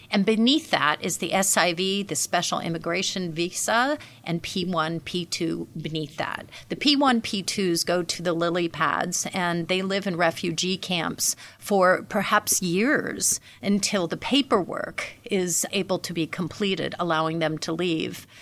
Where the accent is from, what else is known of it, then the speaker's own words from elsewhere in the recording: United States; as an American uh, CEO, woman led